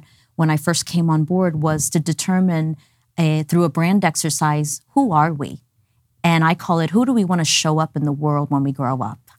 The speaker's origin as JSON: {"language": "English", "town": "New York City", "region": "New York", "country": "United States", "tie": "born or raised there", "also_born_or_lived": "Dallas, Texas", "moved": "as an adult", "said": "My family and I immigrated when I was ten months old. I was raised in New York City, went through the whole New York City public school system"}